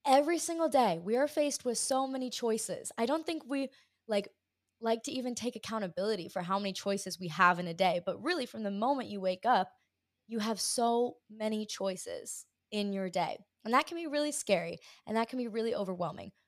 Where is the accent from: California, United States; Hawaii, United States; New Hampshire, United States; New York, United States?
Hawaii, United States; I grew up in Hawaii